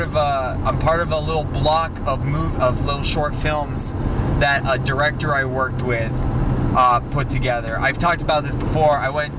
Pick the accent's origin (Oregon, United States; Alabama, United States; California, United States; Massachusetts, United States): Massachusetts, United States; Sharon; my hometown of Sharon.